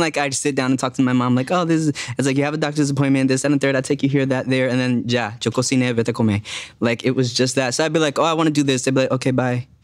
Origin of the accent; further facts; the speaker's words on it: Jersey City, New Jersey, United States; moved away as an adult; also born or lived in Dominican Republic; now in Los Angeles, United States; I grew up in Jersey City, which was like voted as like the most diverse city in America